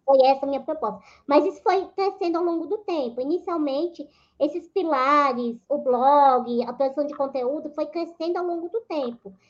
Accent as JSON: {"language": "Portuguese", "town": "Aracaju", "region": "Sergipe", "country": "Brazil", "tie": "born or raised there", "moved": "as an adult", "lives_now": "São Paulo, Brazil", "said": "eu moro em São Paulo desde 2008. Na realidade, eu sou natural de Aracaju, Sergipe"}